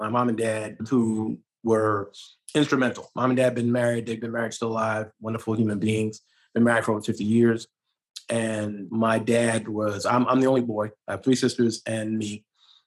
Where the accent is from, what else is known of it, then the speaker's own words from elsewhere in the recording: New York City, New York, United States; I'm born and raised in Brooklyn, New York